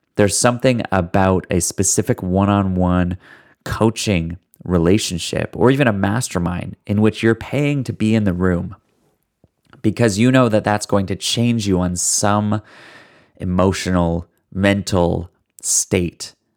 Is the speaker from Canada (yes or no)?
yes; Canada; I'm Canadian